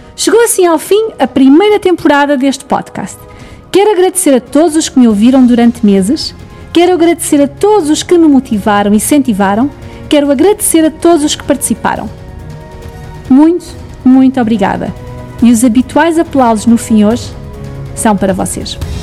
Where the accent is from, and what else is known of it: Portugal